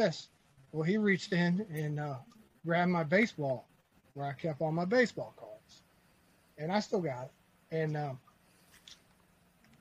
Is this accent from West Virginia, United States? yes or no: no; Eldersburg, Maryland, United States; also born or lived in Baltimore, Maryland; now in Virginia, United States; I was born in Baltimore, grew up in Eldersburg, Sykesville area, Gamber, same area that Justin was